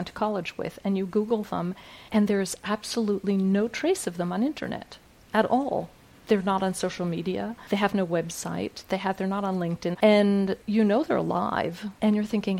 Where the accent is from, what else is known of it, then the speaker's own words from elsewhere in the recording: United States; now in France; I'm the American